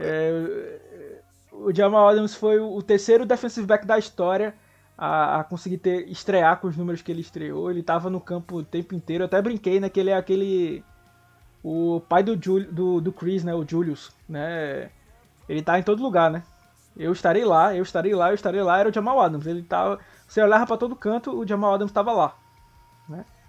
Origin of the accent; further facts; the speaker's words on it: São Paulo, Brazil; accent: Zona Leste de São Paulo; also born or lived in Recife; esse meu sotaque aí da Zona Leste de São Paulo